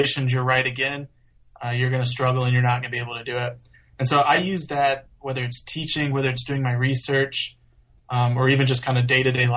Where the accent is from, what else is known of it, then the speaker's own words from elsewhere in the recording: Houston, Texas, United States; also born or lived in Washington; now in Pennsylvania, United States; I grew up kind of near Houston